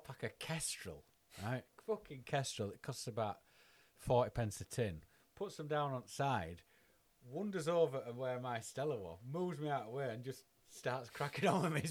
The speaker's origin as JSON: {"language": "English", "town": "Bradford", "region": "Yorkshire and the Humber", "country": "United Kingdom", "moved": "yes", "lives_now": "Japan", "said": "I'm from Bradford"}